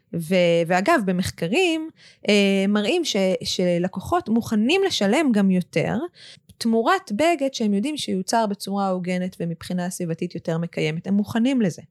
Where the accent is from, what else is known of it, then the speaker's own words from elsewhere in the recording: Israel; אנחנו כ, כישראלים